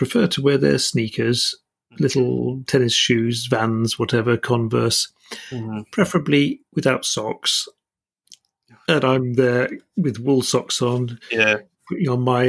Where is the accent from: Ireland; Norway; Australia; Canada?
Norway; moved away; Growing up in Norway